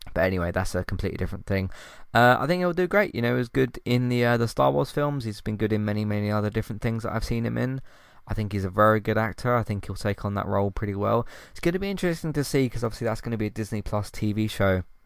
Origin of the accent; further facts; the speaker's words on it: United Kingdom; can't pronounce my T's, I'm British